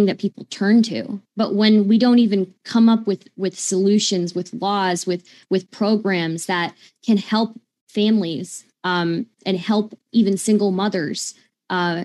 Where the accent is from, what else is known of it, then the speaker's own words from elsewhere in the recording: United States; I'm American